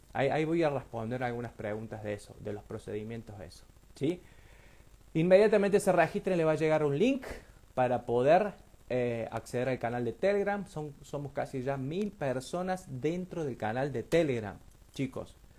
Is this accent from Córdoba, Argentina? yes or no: yes; Río Tercero, Córdoba, Argentina; nosotros somos de Río Tercero